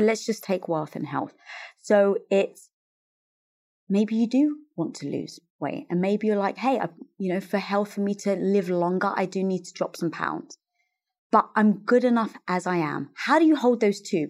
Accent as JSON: {"language": "English", "region": "London", "country": "United Kingdom", "tie": "born or raised there", "moved": "as an adult", "lives_now": "Los Angeles, United States", "said": "growing up, Greek Orthodox in North London"}